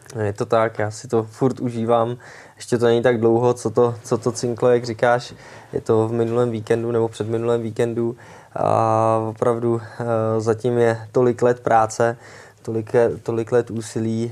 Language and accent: Czech; Czechia; jako ty Češi